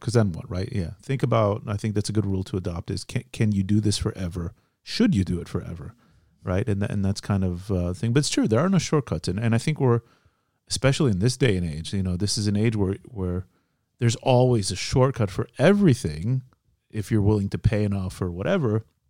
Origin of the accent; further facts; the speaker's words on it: Midwest, United States; moved away as an adult; now in Israel; I grew up in the Midwest also